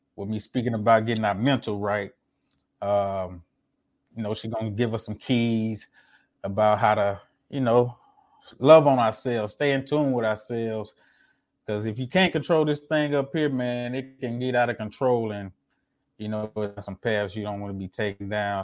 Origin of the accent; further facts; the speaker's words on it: Jackson, Mississippi, United States; now in Houston, United States; I wasn't born in Mississippi, but I was raised in Mississippi